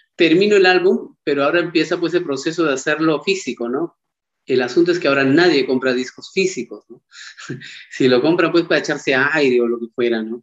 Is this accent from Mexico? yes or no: no; Paucartambo, Pasco, Peru; soy de Paucartambo, del departamento de Pasco, eh, tengo 36 años, tengo pues la suerte de haber nacido en ese lugar tan maravilloso